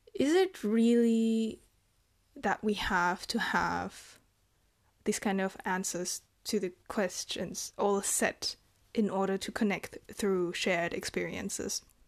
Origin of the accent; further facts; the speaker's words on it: Germany; And I'm from Germany. I was born and raised here.